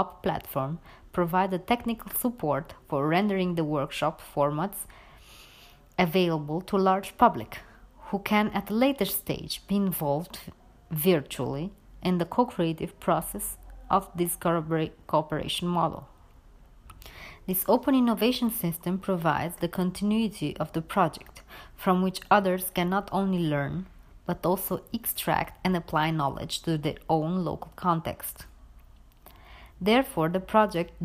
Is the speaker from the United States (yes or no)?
no; Romania; also born or lived in Sicily, Italy; now in United Kingdom; Romania, my home country